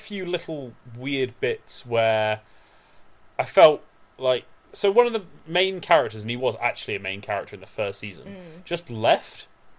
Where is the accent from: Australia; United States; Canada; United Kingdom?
United Kingdom; British / English, from the UK, England; because we're British.